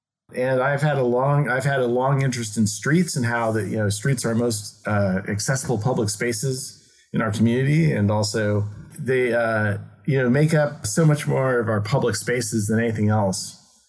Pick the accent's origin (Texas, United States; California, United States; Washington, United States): California, United States; Berkeley; now in San Diego, United States; I grew up in Berkeley, California, and lived in many places across the country.